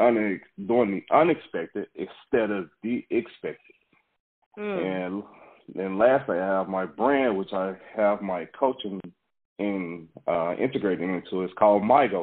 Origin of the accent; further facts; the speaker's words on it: Waco, Texas, United States; I am originally from Waco, Texas. I grew up in a single-parent home